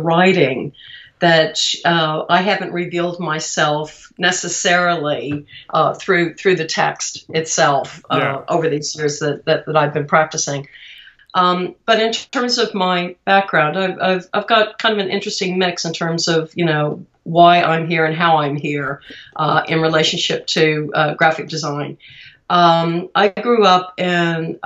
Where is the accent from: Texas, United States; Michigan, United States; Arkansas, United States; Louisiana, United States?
Texas, United States; Austin; growing up in Austin